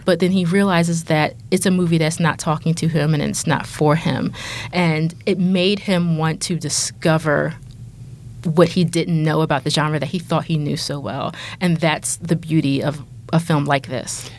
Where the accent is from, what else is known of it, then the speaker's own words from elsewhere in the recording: Philadelphia, Pennsylvania, United States; I grew up in Philly